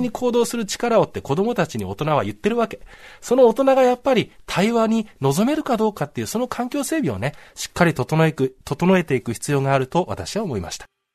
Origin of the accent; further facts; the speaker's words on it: Saitama, Japan; 自分の出身の埼玉の学校